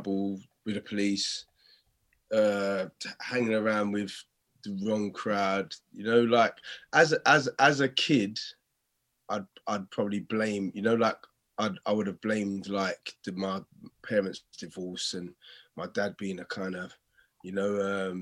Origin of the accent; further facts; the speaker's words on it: London, United Kingdom; also born or lived in Stratford / Custom House; Canning Town